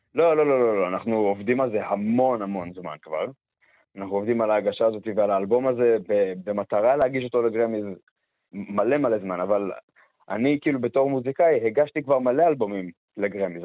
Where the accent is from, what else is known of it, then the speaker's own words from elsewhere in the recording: Beersheba, Southern District, Israel; moved away; אני מבאר שבע במקור